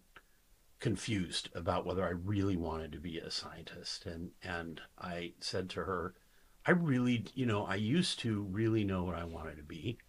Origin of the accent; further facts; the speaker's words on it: Tacoma, Washington, United States; I'm from Tacoma